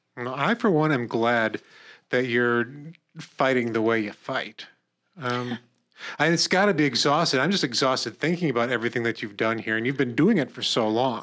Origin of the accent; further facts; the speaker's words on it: Corning, New York, United States; I'm from Corning